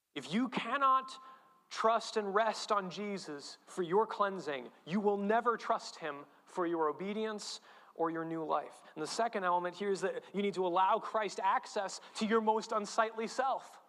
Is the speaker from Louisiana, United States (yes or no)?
no; New England, Connecticut, United States; I'm from New England, I'm a Connecticut Yankee